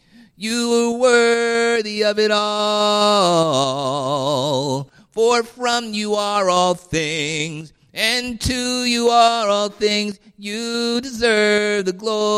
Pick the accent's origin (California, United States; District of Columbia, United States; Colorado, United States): District of Columbia, United States; Washington; While I was a young man growing up in Washington, D.C., in church every Sunday from before I was born, but just living my life as I wanted to, God pardoned me.